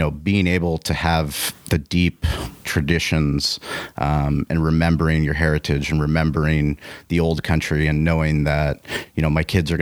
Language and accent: English; San Diego, California, United States; I grew up in Bird Rock, La Jolla